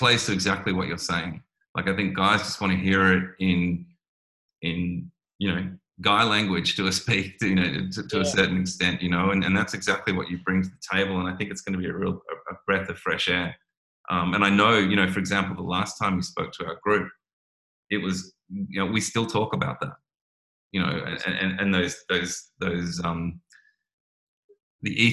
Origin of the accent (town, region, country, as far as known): Australia